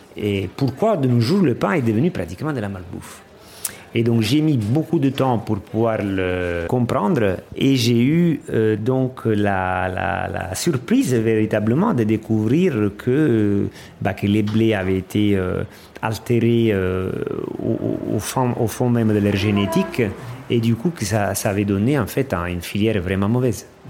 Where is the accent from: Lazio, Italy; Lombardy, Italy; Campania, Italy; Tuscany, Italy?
Campania, Italy; Amalfi Coast; French is a second language; moved away; Je viens d'Italie, de la région de la, de la côte amalfitaine. Euh, j'ai grandi dans une petite ville